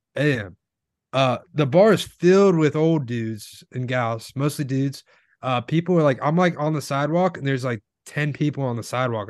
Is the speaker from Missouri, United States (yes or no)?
no; Florida, United States; I'm from Florida